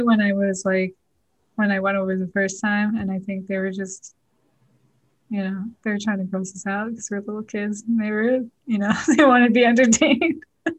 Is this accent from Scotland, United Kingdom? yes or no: yes; Scotland, United Kingdom; I think it's just also part of being Scottish. They love to laugh.